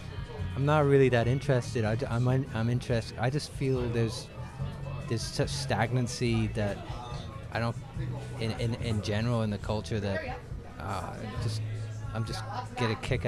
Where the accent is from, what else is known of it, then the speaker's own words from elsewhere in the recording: England, United Kingdom; also born or lived in Montreal; now in Toronto, Canada; I was born in England.